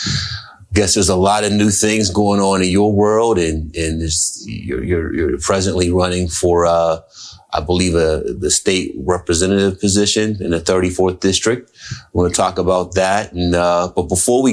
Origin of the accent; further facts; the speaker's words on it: Wilkinsburg, Pennsylvania, United States; I'm from Wilkinsburg, 40 years. 40 years in Wilkinsburg